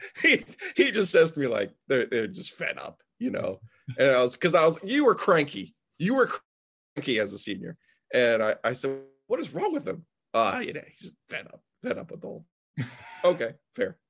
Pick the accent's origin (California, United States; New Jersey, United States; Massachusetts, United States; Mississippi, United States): New Jersey, United States; I grew up in New Jersey